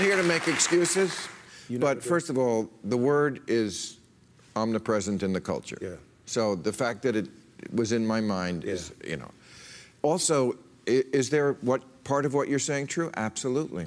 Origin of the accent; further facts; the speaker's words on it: New Jersey, United States; I grew up in New Jersey in the 50s and 60s